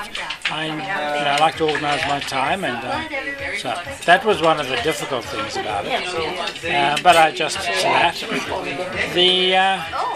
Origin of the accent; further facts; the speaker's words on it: Zimbabwe; moved away as an adult; also born or lived in Kelowna, Canada; I'm from Rhodesia, now Zimbabwe